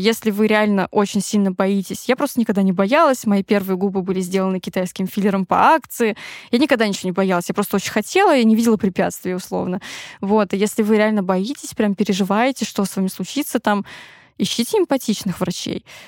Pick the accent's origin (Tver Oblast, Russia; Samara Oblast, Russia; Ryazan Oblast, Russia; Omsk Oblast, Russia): Tver Oblast, Russia; я выросла в Тверской области